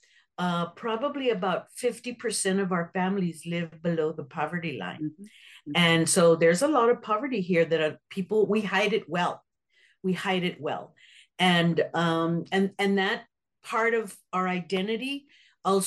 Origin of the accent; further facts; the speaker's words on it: San Antonio, Texas, United States; I am born and raised in San Antonio, Texas. I never have lived anywhere else in my whole life